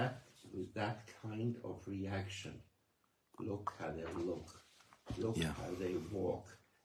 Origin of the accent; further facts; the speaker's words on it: Switzerland; Growing up in Super Jäger, Switzerland, and after the war, during the war, we had many refugees of Eastern Jews.